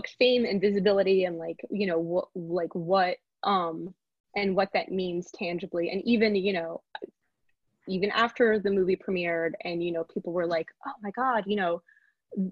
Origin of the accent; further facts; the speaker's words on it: Paris, Île-de-France, France; moved away as an adult; also born or lived in New York, United States; I grew up in Paris in a neighborhood